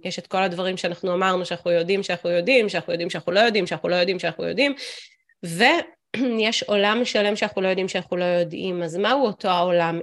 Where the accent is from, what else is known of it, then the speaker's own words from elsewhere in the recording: Israel; also born or lived in United States; ובקיבוץ אני אה, קיבוצניקית